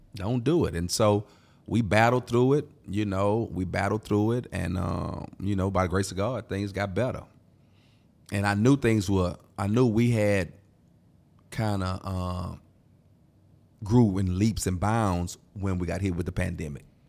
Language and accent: English; Houston, Texas, United States; I'm from Houston